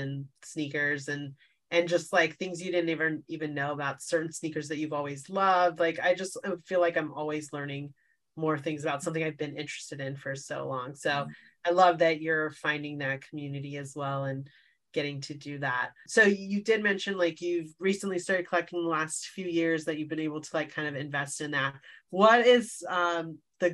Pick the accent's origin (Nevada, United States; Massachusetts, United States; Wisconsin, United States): Nevada, United States; Las Vegas; now in Bay Area, United States; I grew up in Las Vegas